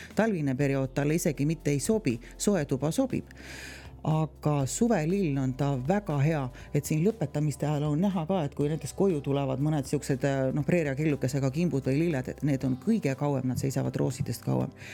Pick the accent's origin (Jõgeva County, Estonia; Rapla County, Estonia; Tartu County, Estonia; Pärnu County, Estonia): Jõgeva County, Estonia; near Põltsamaa; ise tegelikult olen sealtkandist pärit, täitsa naaberkülast, kust on Netsaja küla poisid